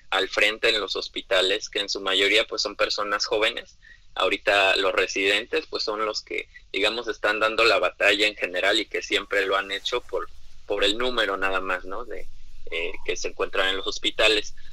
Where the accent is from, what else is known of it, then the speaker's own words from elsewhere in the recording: Mexico; las características primeramente como población mexicana sabemos muy bien que hay un alto índice de obesidad